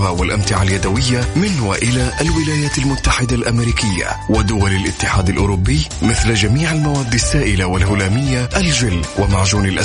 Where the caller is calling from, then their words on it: Saudi Arabia; من السعودية